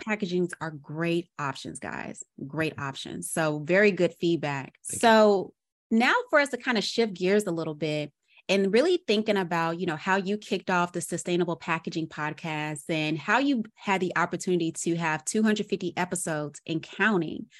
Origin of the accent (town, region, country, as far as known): Arkansas, United States; now in Atlanta, United States